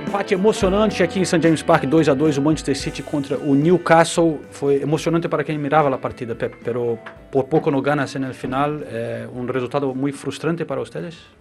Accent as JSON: {"language": "Portuguese", "country": "Brazil", "said": "a gente é brasileiro"}